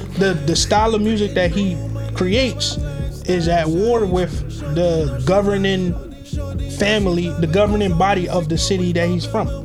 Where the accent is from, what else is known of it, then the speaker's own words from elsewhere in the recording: Barbados; moved away; I came from Barbados